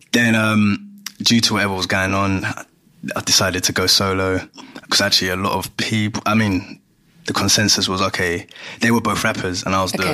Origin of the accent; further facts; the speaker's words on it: London, United Kingdom; also born or lived in Ghana; born and bred from Greenwich